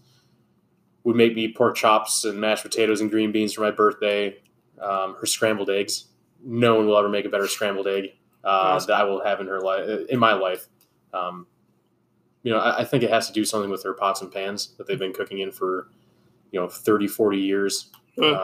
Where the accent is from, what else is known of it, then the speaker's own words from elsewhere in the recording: Hamburg, New York, United States; also born or lived in Gulf Coast of Texas; born and raised in Hamburg, New York.